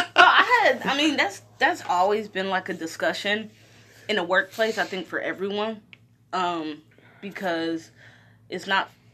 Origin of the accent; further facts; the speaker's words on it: Detroit, Michigan, United States; I'm from Detroit